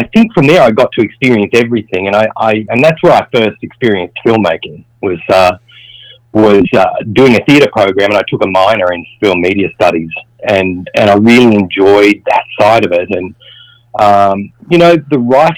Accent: just north of Sydney, New South Wales, Australia; I lived in regional Australia, just north of Sydney. I was brought up on a farm.

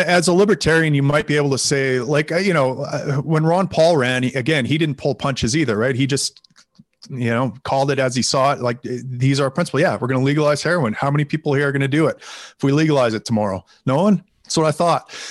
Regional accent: Canada; I am from Canada.

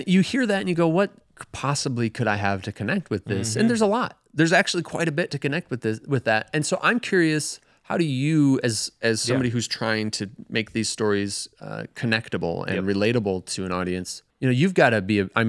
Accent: Sun Prairie, Wisconsin, United States; I'm familiar with tracty because I grew up in Sun Prairie

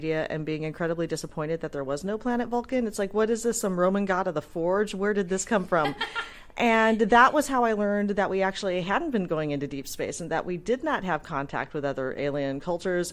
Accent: California, United States; I'm not originally from San Diego, but I am a native Californian, so we used to visit San Diego a lot as a kid

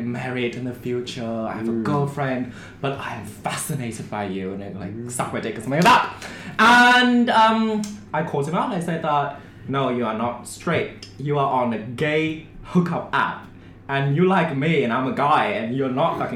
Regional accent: Vietnam; moved away as an adult; now in Japan; I'm not Japanese. I'm from Vietnam.

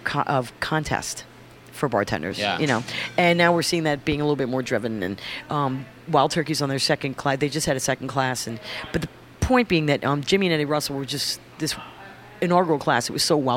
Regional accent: France; also born or lived in United States; now in New York, United States; I was born in America, but raised over there

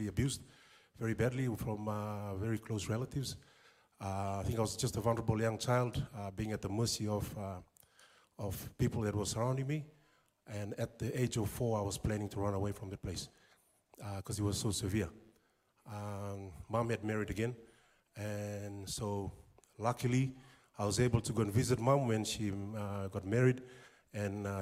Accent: Suva, Central Division, Fiji; moved away as an adult; also born or lived in Lau Province, Fiji / Christchurch, New Zealand; now in Whangarei, New Zealand; when we grew up in Suva, very basic lifestyle

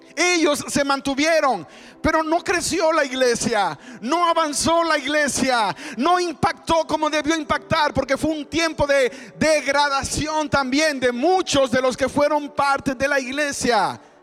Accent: Dominican Republic; moved away; En mi país se mezcló mucho el cristianismo con el paganismo y de hecho en República Dominicana tenemos

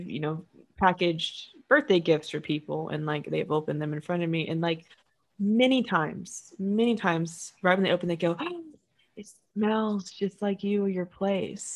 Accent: United States; growing up in the States

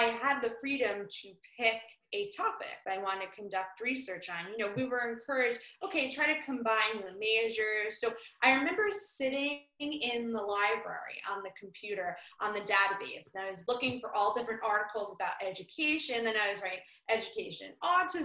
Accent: West Orange, New Jersey, United States; I'm from West Orange, New Jersey

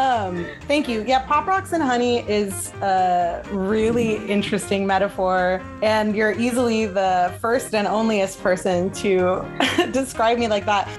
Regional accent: Los Angeles, California, United States; I grew up in Sherman Oaks, which is in the valley, and it's maybe like 10 minutes north of Hollywood on the freeway

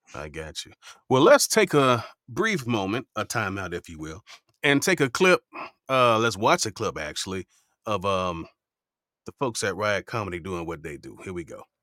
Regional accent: Miami, Florida, United States; growing up in Miami

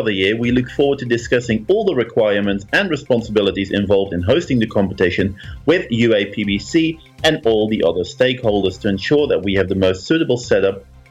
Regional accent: Netherlands; I grew up in the Netherlands, but my parents had a little cabin near Trier in Germany.

